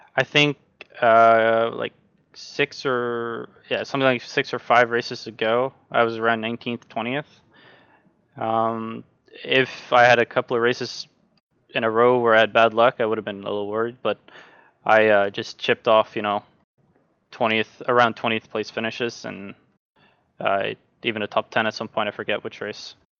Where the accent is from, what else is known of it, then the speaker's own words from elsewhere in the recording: Norway; I'm from Norway